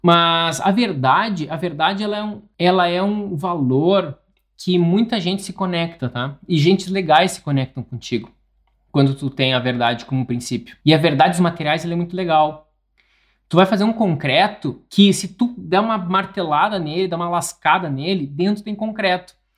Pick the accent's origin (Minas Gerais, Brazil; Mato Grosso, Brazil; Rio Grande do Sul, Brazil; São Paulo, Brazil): Rio Grande do Sul, Brazil; interior of; moved away; tem muitas coisas que eu não compartilho de onde eu nasci